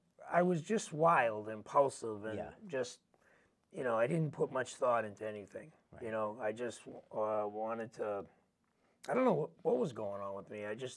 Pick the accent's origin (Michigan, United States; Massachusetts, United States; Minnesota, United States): Massachusetts, United States; Boston; I grew up in Hyde Park, and at that time there wasn't a lot of drugs in the community, believe it or not.